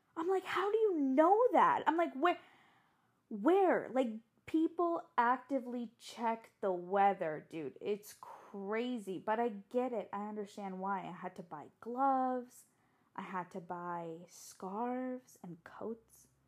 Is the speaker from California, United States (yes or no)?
yes; San Diego, California, United States; moved away as an adult; also born or lived in Tokyo, Japan; now in Baltimore, United States; I was born and raised in San Diego